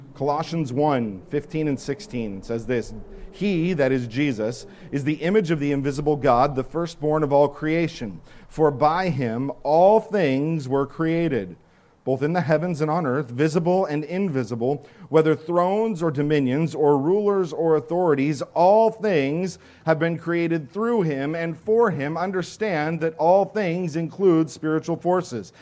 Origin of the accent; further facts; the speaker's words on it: Santa Clarita, California, United States; I am from Santa Clarita, except that I'm not really. Because if anybody lives in Santa Clarita and knows that area, I would never say that I was from Santa Clarita. I would say that I lived in Canyon Country